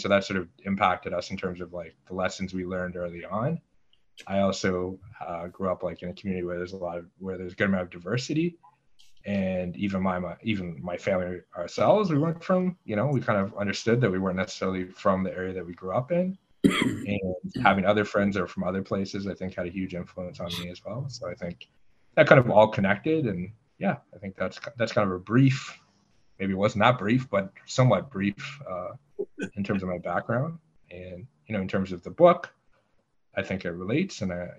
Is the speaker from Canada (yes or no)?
yes; Ottawa, Ontario, Canada; So I was born and I grew up in Ottawa, Canada. But it's a little bit more complex than that. Both my parents were American immigrants to Canada.